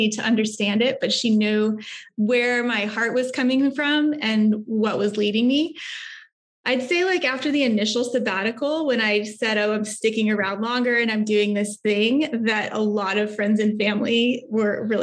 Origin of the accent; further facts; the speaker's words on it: Texas, United States; moved away as an adult; also born or lived in New York; I'm originally here from Texas.